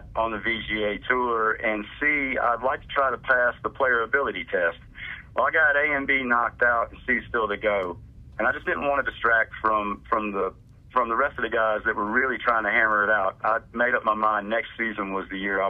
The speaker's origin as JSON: {"language": "English", "region": "Louisiana", "country": "United States", "tie": "born or raised there", "moved": "yes", "lives_now": "Mississippi, United States", "said": "I was born in Louisiana"}